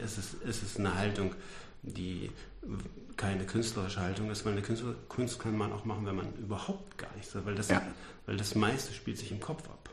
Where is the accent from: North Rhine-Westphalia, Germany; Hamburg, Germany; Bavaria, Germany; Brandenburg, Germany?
North Rhine-Westphalia, Germany; Ruhr area; ich komme ja aus dem Ruhrgebiet